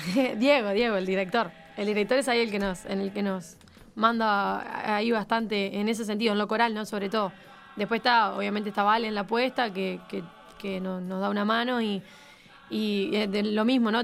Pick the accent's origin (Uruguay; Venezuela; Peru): Uruguay; como uruguayo